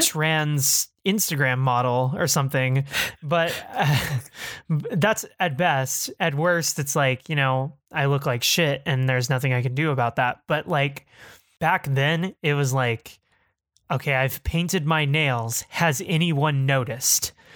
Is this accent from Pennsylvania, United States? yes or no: no; Texas, United States; when you're fifteen in Texas, uh, it, growing up in the Bush era